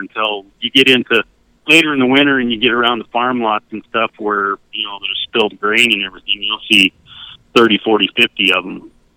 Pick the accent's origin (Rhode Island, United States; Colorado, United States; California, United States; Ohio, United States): Colorado, United States; Cortez; moved away as an adult; now in Plentywood, Montana, United States; I grew up in Southwest Colorado, down at Cortez